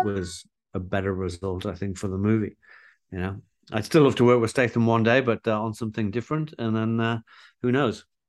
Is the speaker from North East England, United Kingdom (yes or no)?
yes; Newcastle upon Tyne, North East England, United Kingdom; growing up in Newcastle